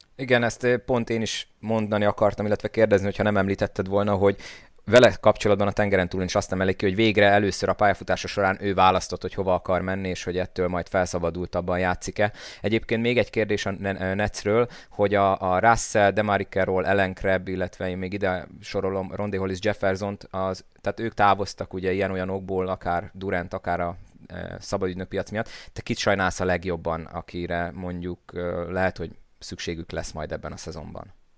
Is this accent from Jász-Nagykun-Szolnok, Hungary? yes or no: yes; Szolnok, Jász-Nagykun-Szolnok, Hungary; én mint szolnoki